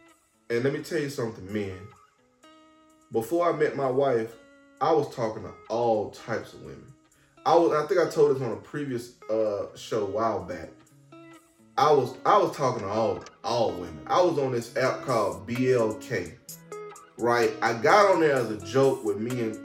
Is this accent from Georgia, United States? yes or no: yes; Atlanta, Georgia, United States; moved away as an adult; now in North Carolina, United States; I'm from Atlanta, Georgia